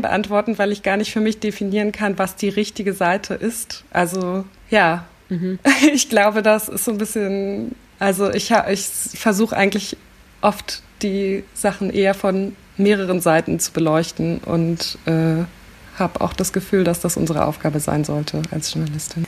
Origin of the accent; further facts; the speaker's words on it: Berlin, Germany; ich komme aus Köpenick, das ist ein sehr grüner Stadtteil in Berlin